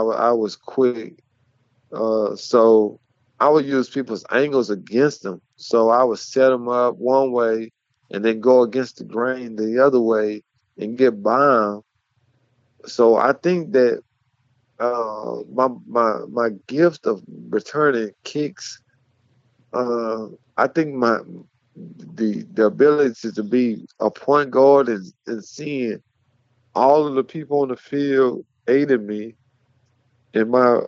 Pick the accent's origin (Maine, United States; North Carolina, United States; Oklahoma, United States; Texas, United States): Texas, United States; Mart; Well, like I say, growing up in Mart, everyone's a Mart Panther.